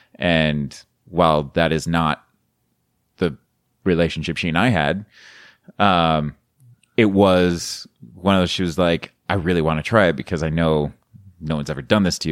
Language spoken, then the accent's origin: English; Colorado, United States; now in Florida, United States; I'm from Colorado. I'm living in Florida